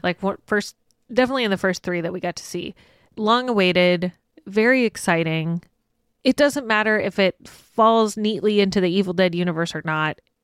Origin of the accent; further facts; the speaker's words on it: United States; we as American audiences